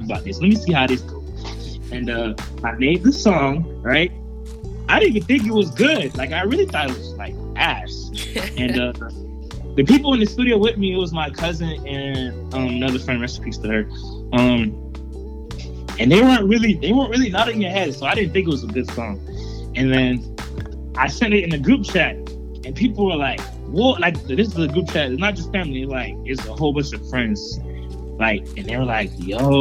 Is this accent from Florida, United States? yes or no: yes; Orlando, Florida, United States; I'm from Orlando, Florida